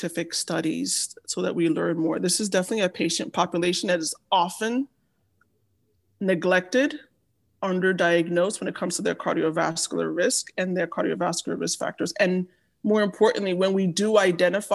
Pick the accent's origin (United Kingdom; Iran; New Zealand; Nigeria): Nigeria; I am Nigerian